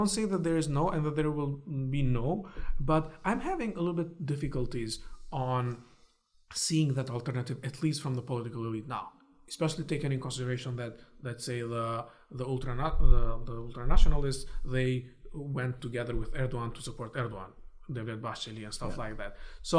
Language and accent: English; Istanbul, Turkey; now in United States; When somebody asks me, where are you from? I tell them I'm from Istanbul. I'm Istanbullu.